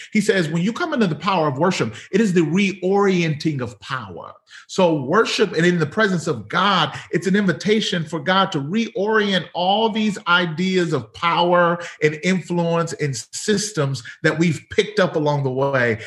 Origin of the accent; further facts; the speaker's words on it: Mississippi, United States; moved away as an adult; also born or lived in Pearl, Mississippi; now in Monrovia, United States; born and raised in Mississippi